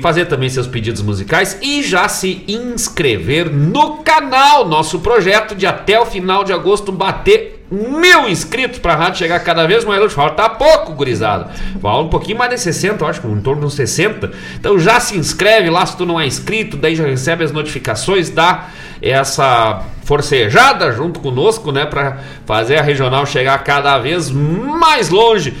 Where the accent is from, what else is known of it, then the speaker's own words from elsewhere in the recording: Rio Grande do Sul, Brazil; Bom gaúcho